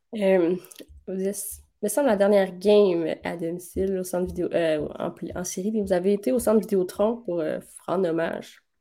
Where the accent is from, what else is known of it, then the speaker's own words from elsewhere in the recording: Quebec City, Quebec, Canada; on vient de Québec